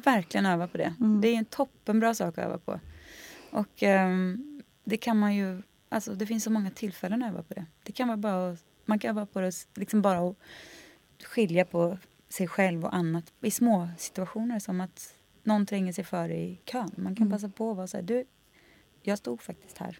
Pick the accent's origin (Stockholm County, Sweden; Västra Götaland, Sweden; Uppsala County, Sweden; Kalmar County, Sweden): Västra Götaland, Sweden; Skaraborg; jag tror vi kommer från liksom Slätta, Skaraborg